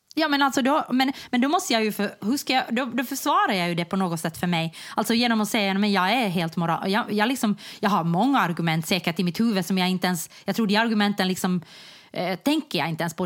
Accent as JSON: {"language": "Swedish", "town": "Jakobstad", "region": "Ostrobothnia", "country": "Finland", "also_born_or_lived": "Germany", "moved": "yes", "said": "jag kom från Jakobstad"}